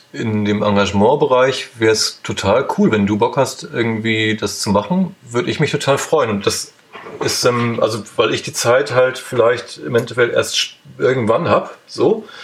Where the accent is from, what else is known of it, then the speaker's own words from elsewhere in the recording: Lower Saxony, Germany; Also ich habe irgendwie, ich bin in, Osnab in der Nähe von Osnabrück zur Schule gegangen.